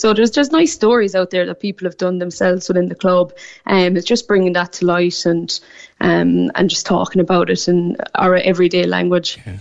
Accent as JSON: {"language": "English", "town": "Newmarket", "region": "Munster", "country": "Ireland", "moved": "as an adult", "lives_now": "Sydney, Australia", "said": "I'm from Newmarket in North Cork."}